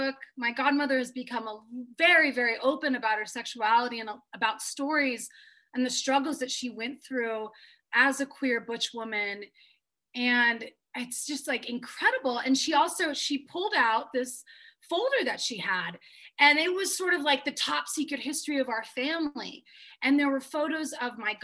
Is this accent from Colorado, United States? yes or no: yes; Denver, Colorado, United States; where I grew up in Denver